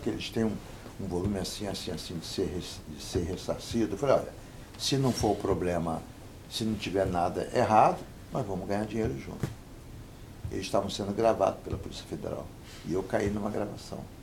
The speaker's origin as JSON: {"language": "Portuguese", "country": "Brazil", "said": "eu sou brasileiro"}